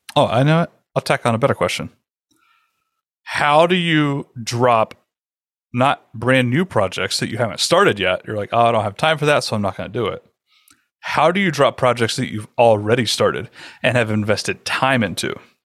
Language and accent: English; the South, United States; I'm from the South